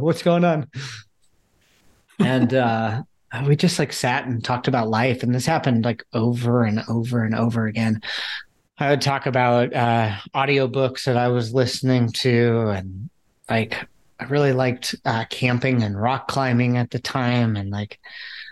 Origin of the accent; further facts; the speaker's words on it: outside Chicago, Illinois, United States; I grew up outside Chicago.